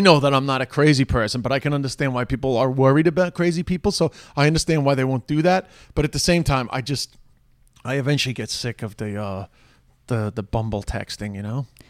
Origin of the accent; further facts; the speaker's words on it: New York, United States; accent: New York; now in Ireland; my New York accent